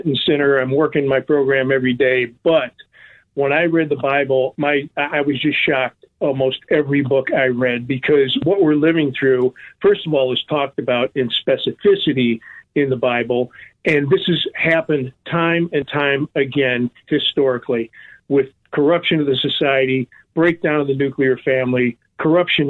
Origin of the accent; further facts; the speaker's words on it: Chicago, Illinois, United States; now in Florida, United States; here in Chicago, my hometown